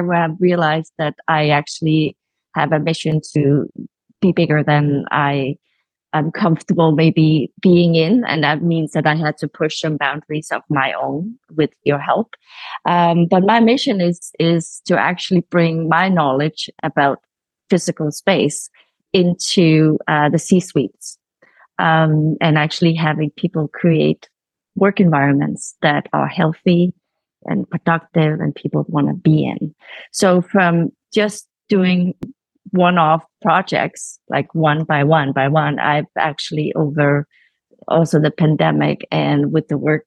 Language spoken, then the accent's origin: English; Copenhagen, Capital Region of Denmark, Denmark; moved away; I'm calling in from Copenhagen. This is sort of my where I originated.